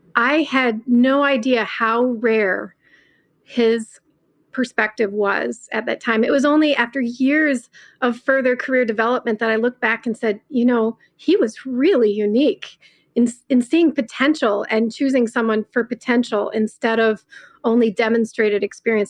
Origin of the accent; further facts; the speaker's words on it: Southeast Michigan, United States; I was born and raised in Southeast Michigan